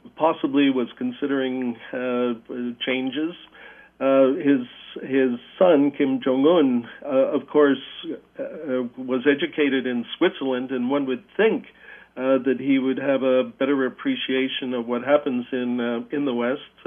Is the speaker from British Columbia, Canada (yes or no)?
no; Hamilton, Ontario, Canada; moved away; I grew up in Hamilton and went to St. Patrick's and uh, Cathedral Boys High School